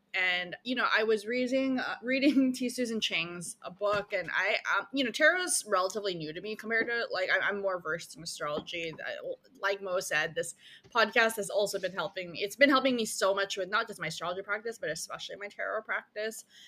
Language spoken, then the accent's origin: English; Philippines; I was born in the Philippines